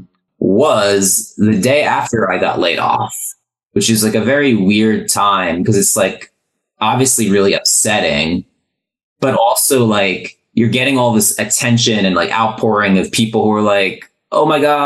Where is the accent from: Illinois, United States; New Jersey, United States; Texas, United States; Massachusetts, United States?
New Jersey, United States; I grew up in New Jersey.